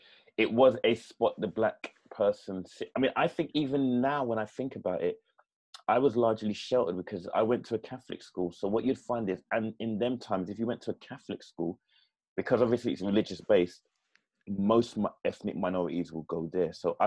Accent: London, United Kingdom; my dad lived in different parts of East London, including Stoke Newton, Mile End, and some other places. But then we moved to Custom House in the mid-70s.

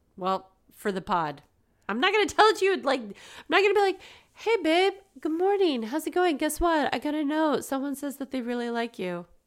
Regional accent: United States; we're American, but we speak English

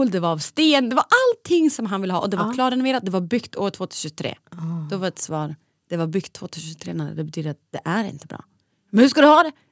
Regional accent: Borlänge, Dalarna County, Sweden; now in Stockholm, Sweden

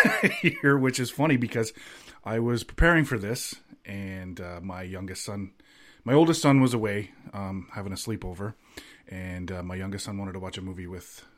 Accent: Canada; also born or lived in Toronto; we are Canadian

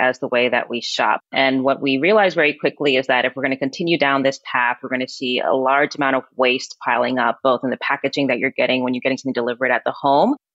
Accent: New York City, New York, United States; I was born and raised in Queens

